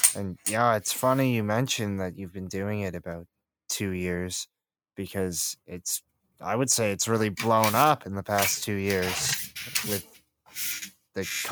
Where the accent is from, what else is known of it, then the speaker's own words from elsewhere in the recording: Canada; I'm from Canada